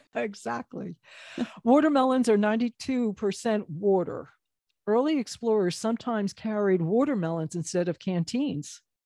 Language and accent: English; New Jersey, United States; we're from New Jersey